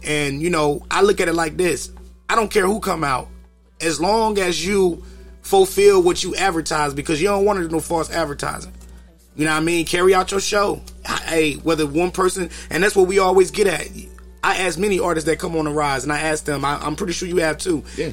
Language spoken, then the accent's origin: English; Kinston, North Carolina, United States; I'm from Kinston, North Carolina, small town.